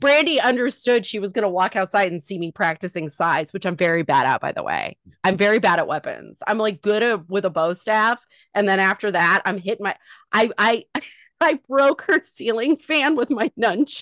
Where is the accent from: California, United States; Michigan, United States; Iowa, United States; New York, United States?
California, United States; Northern; I was raised in Northern California